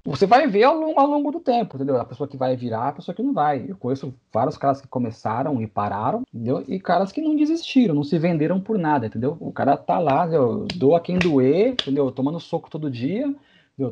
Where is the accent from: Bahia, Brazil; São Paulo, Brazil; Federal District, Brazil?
São Paulo, Brazil; Santos; também sou de Santos